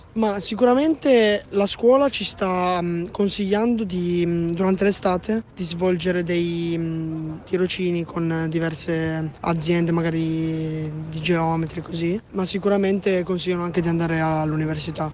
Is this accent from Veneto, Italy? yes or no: no; Piossasco/Pianezza area, Piedmont, Italy; ho 16 anni e vengo dal Pignano